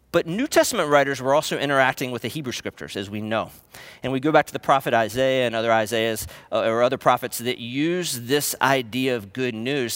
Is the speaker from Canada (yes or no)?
no; East Coast, United States; now in Portland, United States; I grew up on the East Coast, spent a lot of my childhood going to beaches in North Carolina and Virginia